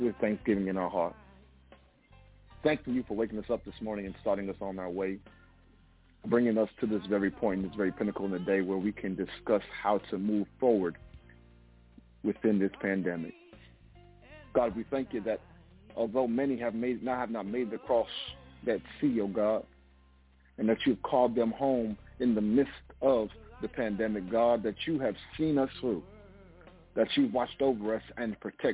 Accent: Hempstead, New York, United States; also born or lived in Oyster Bay, New York; now in Atlanta, United States; I'm originally from Hempstead, New York. I'm now living in Atlanta, Georgia

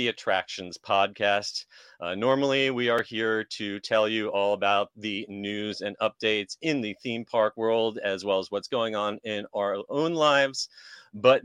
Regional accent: New Jersey, United States; moved away; I moved here in 1996, and I grew up in New Jersey

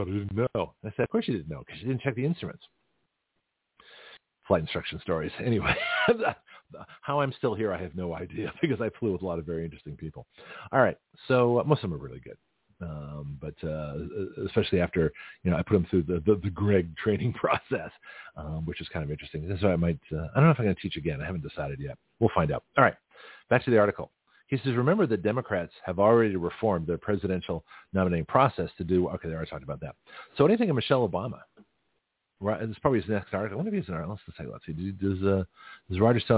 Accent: Canada; now in United States; it would be American Canadian because I was born in Canada

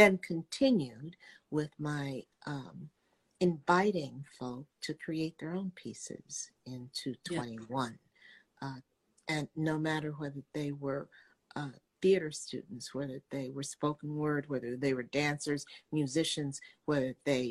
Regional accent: Dallas, Texas, United States; I'm from Dallas, Texas, graduated from Southern Methodist University

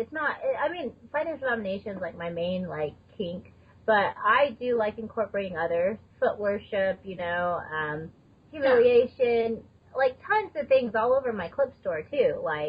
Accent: Texas, United States; now in Colorado, United States; I'm from Texas...

